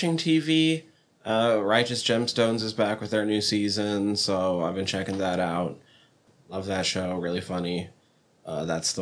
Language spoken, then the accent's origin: English; Superior, Montana, United States; I'm from Superior